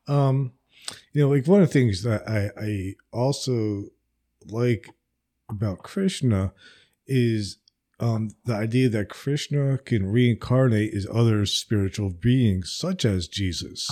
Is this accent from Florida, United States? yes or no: no; New Jersey, United States; now in Alabama, United States; I am from New Jersey, but I live in Alabama.